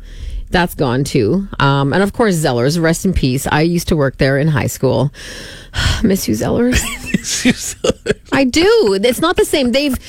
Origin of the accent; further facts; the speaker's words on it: Saskatchewan, Canada; I am from Saskatchewan